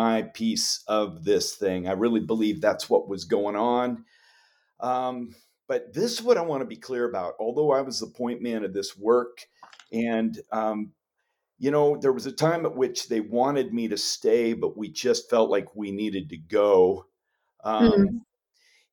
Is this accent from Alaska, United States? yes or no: yes; Homer, Alaska, United States; moved away as an adult; now in Chicago, United States; I was born in Homer and raised up there